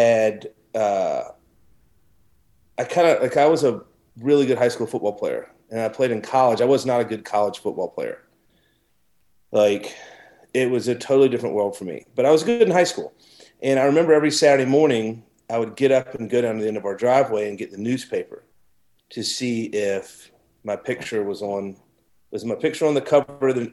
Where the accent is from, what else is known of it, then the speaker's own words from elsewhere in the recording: Savannah, Georgia, United States; moved away as an adult; also born or lived in Key West / New York City; I came back to Savannah, where my hometown is, Savannah, born and raised.